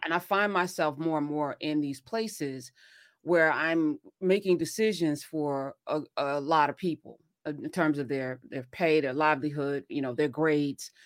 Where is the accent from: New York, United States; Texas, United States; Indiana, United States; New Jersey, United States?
New Jersey, United States; I'm from Jersey